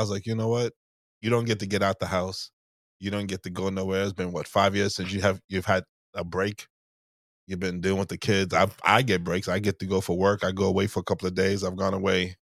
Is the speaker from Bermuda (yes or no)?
yes; Bermuda; moved away; growing up in, in Bermuda, maybe growing up in Bermuda 'cause it's so small